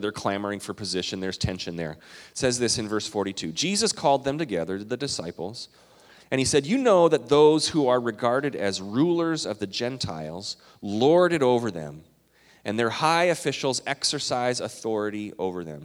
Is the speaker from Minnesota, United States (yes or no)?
yes; Minnesota, United States; also born or lived in Canada; I'm Minnesotan and Canadian